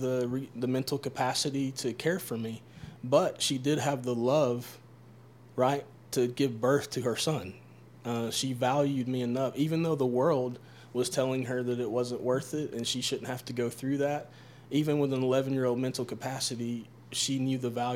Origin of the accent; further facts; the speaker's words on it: Tennessee, United States; I grew up in Tennessee